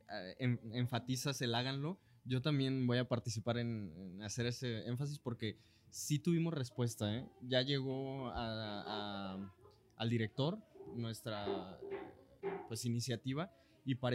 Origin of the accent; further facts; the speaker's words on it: Los Altos de Jalisco, Mexico; yo también soy